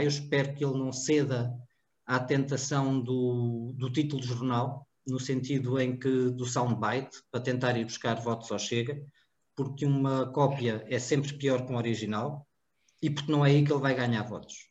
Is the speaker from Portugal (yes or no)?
yes; Cartaxo, Santarém District, Portugal; somos do cartaz